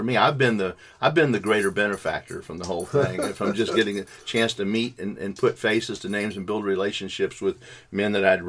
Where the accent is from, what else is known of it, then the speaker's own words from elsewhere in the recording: the American South, United States; because I'm a Southerner.